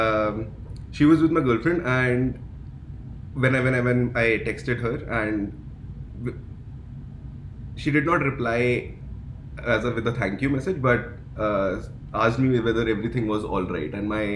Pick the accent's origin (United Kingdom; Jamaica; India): India; also born or lived in Dubai / Canada; now in Toronto, Canada; I am originally from India